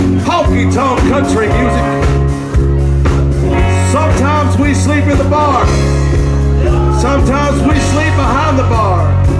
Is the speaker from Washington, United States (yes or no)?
no; Texas, United States; Texas, yes, Texas, which is our home state, y'all. We're from Texas, and we're glad to come back home